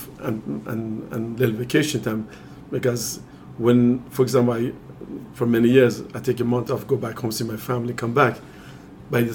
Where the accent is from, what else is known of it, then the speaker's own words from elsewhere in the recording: Iran; moved away as an adult; I'm originally from Iran